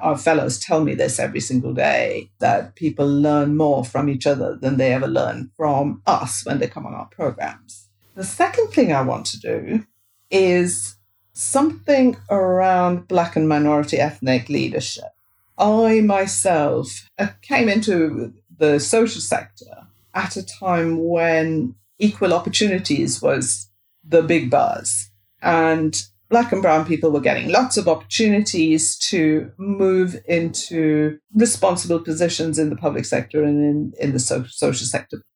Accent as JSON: {"language": "English", "country": "India", "tie": "born or raised there", "moved": "as an adult", "lives_now": "United Kingdom", "said": "I grew up in India, and when I was growing up in India, all the English medium schools were run by the Catholic Church."}